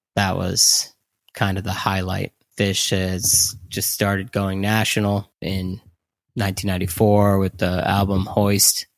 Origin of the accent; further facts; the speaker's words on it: Hollis, New Hampshire, United States; moved away as an adult; also born or lived in Vermont; I was born in Hollis, New Hampshire, and stayed there for the first eighteen years of my life.